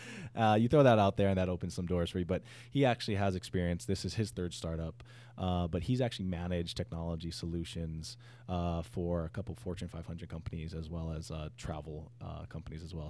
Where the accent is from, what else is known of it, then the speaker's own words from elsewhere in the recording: Hawaii, United States; also born or lived in San Diego; I'm from Hawaii, I'm Hawaiian